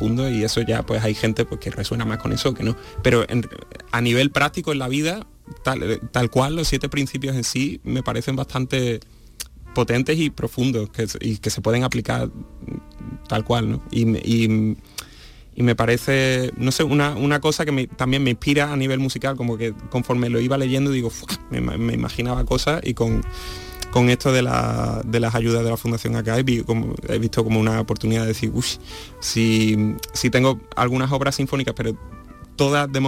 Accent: Seville, Andalusia, Spain; la, eso, la institución que, conforma ya Teatro de la Maestranza, junto con el hecho de que sea el, de mi ciudad natal, pues

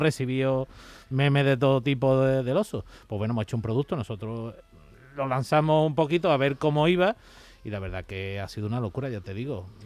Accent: Seville, Andalusia, Spain; yo soy de Sevilla

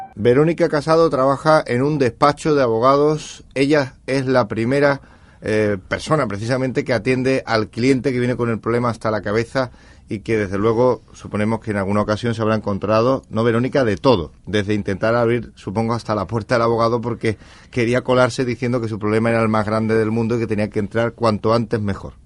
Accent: Andalusia, Spain; los abogados andaluces

